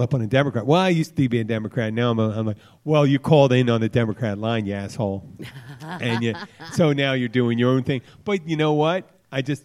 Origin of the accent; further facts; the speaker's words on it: Philadelphia, Pennsylvania, United States; accent: Philly; my Philly accent